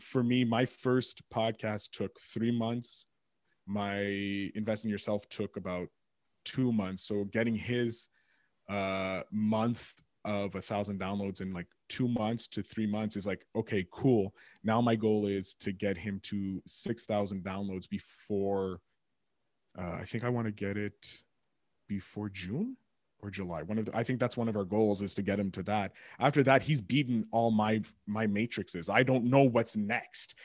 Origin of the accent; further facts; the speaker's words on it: Montreal, Quebec, Canada; I'm from Montreal